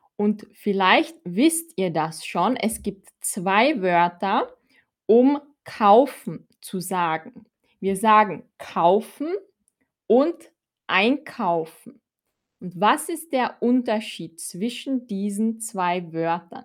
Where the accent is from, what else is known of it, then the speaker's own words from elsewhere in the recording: Austria; ich komme aus Österreich